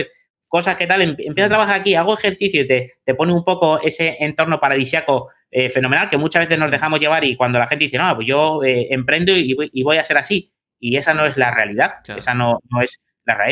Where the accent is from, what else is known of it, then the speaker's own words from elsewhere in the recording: Madrid, Community of Madrid, Spain; moved away; yo soy de Madrid, tengo allí a familia, amigos y tal